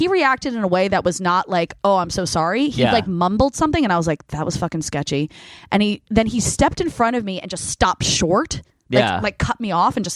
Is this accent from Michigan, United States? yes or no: no; Los Angeles, California, United States; I'm from Los Angeles.